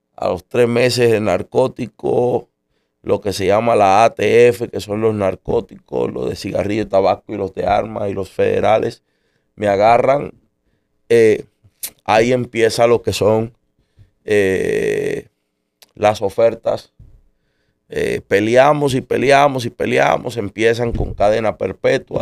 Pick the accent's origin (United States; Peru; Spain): United States; En marzo del 79 nací yo en los Estados Unidos.